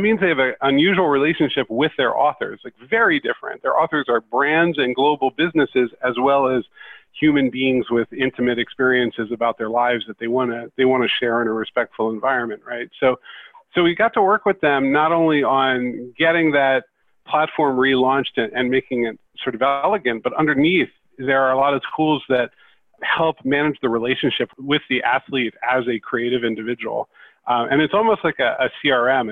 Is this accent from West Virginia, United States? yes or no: no; West Chester, Pennsylvania, United States; I grew up in Westchester, Pennsylvania, which was the home base of Commodore Computer